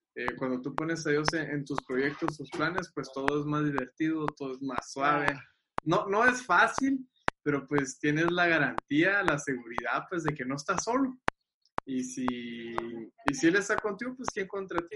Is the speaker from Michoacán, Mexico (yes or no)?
no; Agua Prieta, Sonora, Mexico; de Aguaprieta